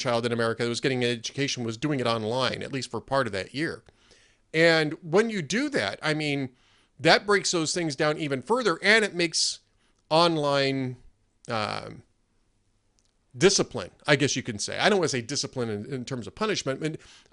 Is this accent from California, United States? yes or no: yes; Los Angeles, California, United States; I grew up in Los Angeles, or in the Los Angeles area.